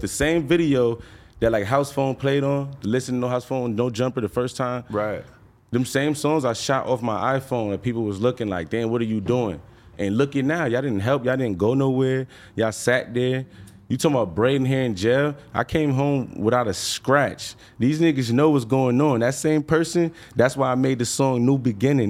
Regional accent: New York, United States; I'm from New York

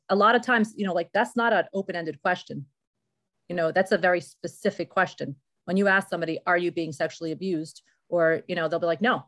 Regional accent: Morristown, United States; I grew up in Morristown

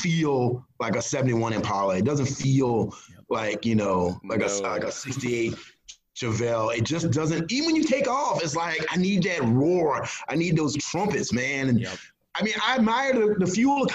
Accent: Gloucester, Virginia, United States; now in Mathews, United States; Gloucester, my hometown

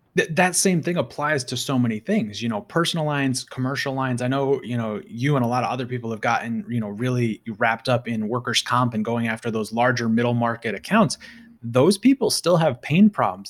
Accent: United States; I'm an American.

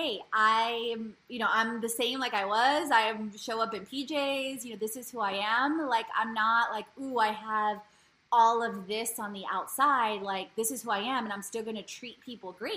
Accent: Poland; now in United States; I was born in Poland, and my mom's Polish, and my dad's Bulgarian

